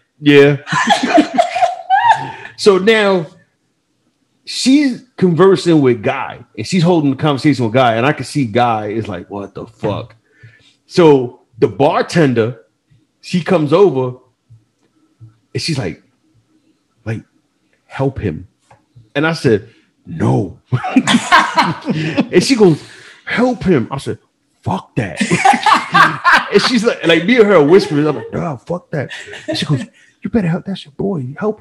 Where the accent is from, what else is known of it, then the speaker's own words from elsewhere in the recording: United States; We're from the New Jersey, New York area